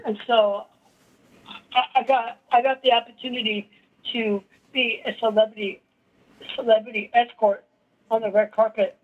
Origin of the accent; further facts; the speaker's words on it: El Paso, Texas, United States; I was born in El Paso in, in 1983